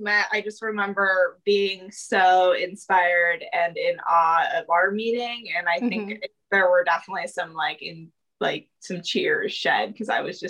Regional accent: Truckee, California, United States; moved away as an adult; also born or lived in Santa Cruz, California; now in Kansas City, United States; Yeah, so I'm from the West Coast. I grew up in a tiny little town called Truckee, California. It's about 45 minutes from Reno, Nevada. And I grew up there.

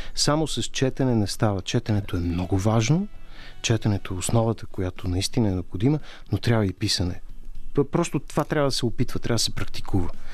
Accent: Bulgaria; като българи

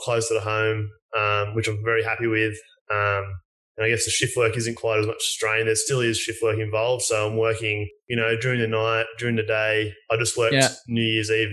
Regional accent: Newcastle, New South Wales, Australia; I'm from Newcastle in New South Wales, Australia.

